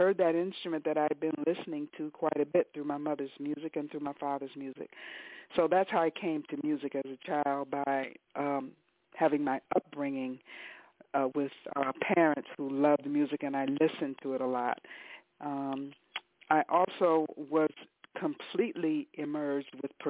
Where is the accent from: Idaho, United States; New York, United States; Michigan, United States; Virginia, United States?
Michigan, United States; Detroit; I came to music as a child growing up in Detroit